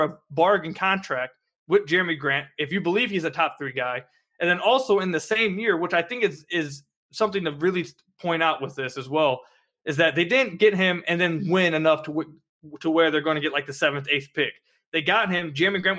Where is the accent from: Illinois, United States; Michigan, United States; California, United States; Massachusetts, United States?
Michigan, United States; also born or lived in Mount Pleasant, Tennessee / Hendersonville, Tennessee; when I was, I believe, like 10 or 11, I moved back down to Michigan. I've been back since